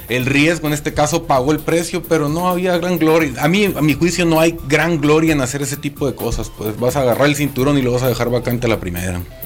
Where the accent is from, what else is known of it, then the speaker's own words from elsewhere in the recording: Mexico; somos afortunados los mexicanos